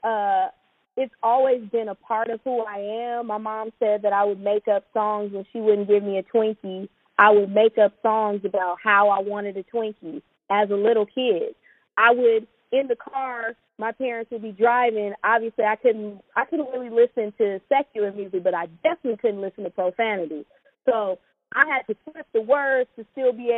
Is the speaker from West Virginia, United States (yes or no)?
no; Orange County, California, United States; also born or lived in Inglewood, California; I grew up in Orange County, but I was in Inglewood 4 days out of the week